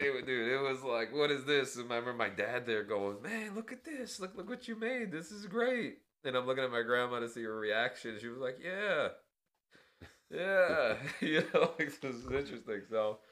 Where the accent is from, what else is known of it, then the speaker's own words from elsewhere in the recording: New York City, New York, United States; living in New York where I grew up in Queens, you know, Flushing represent.